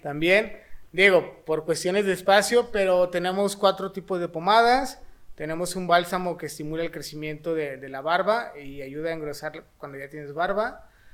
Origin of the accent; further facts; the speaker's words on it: Mexico; tenemos una tarea bien chingona, este, como mexicanos